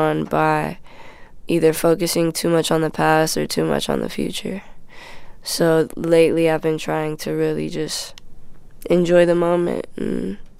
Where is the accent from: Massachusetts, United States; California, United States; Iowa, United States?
California, United States; Los Angeles; I'm from Midtown.